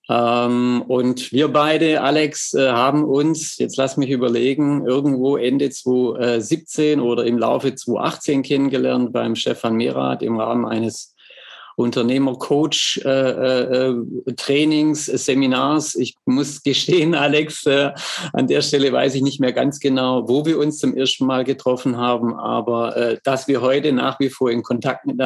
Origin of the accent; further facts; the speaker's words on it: Schwäbisch Hall, Baden-Württemberg, Germany; accent: Swabian; komme ja aus Schwäbisch Hall, wie man wahrscheinlich unterschwellig meinem äh, Dialekt entnehmen kann, komme ich nicht aus Hamburg.